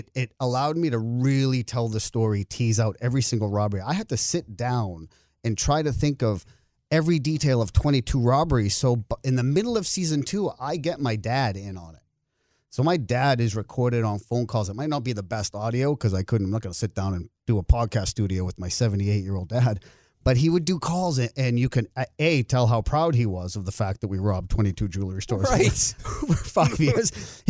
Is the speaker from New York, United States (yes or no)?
no; Boston, Massachusetts, United States; It's all right. I'm from Boston.